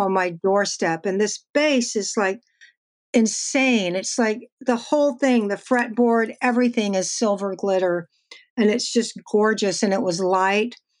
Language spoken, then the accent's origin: English; Texas, United States; moved away; I'm from Texas